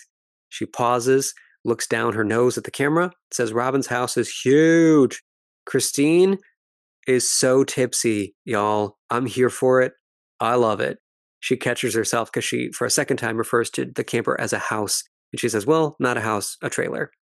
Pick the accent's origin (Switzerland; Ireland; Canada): Ireland; as we Irish say